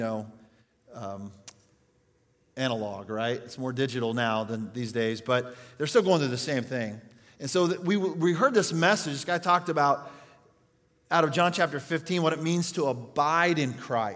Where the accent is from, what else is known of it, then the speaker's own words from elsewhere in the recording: Yates Center, Kansas, United States; moved away; my hometown in Yates Center, Kansas